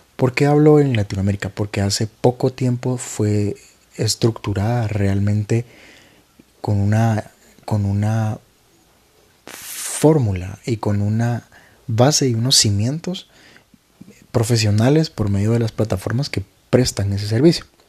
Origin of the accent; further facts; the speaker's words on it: Guatemala; En mi país, que es Guatemala